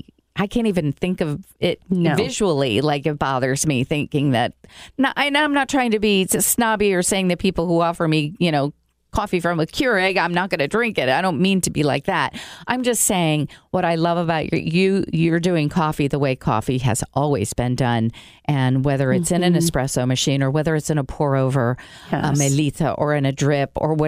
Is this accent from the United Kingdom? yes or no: no; Brazil; I grew up in South America, you know, in Brazil, the land of coffee.